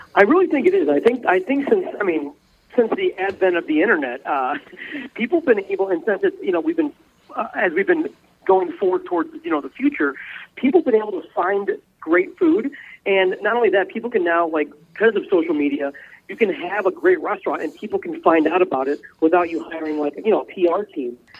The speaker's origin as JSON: {"language": "English", "region": "Midwest", "country": "United States", "tie": "born or raised there", "said": "growing up in the Midwest"}